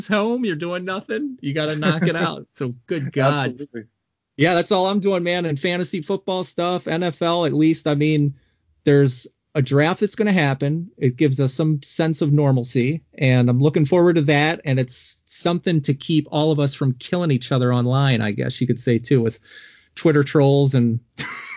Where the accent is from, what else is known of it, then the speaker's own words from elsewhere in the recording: Baltimore, Maryland, United States; now in Wisconsin, United States; I'm from Baltimore